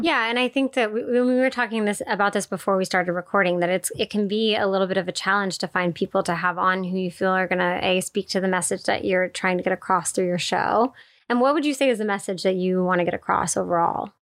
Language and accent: English; East Coast, United States; I grew up on the East Coast as well